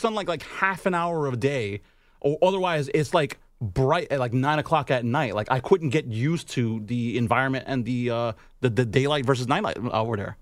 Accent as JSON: {"language": "English", "town": "Chicago", "region": "Illinois", "country": "United States", "said": "I'm from Chicago."}